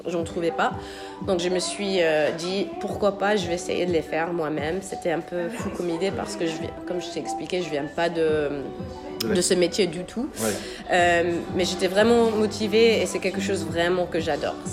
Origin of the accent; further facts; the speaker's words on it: Pennsylvania, United States; home, euh, c'est les États-Unis. Euh, moi, je viens de Pennsylvanie. Donc, c'est juste à côté de New York.